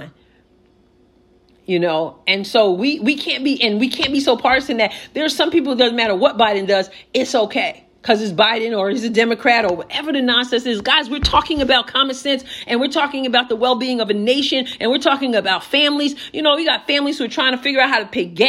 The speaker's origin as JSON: {"language": "English", "country": "United States", "said": "we as American people"}